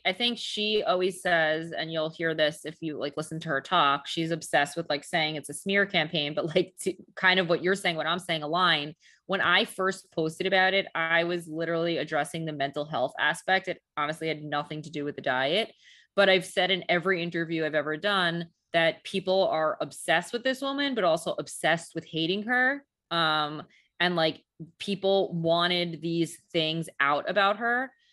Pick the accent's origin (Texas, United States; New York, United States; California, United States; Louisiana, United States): New York, United States; New York City; I'm a New Yorker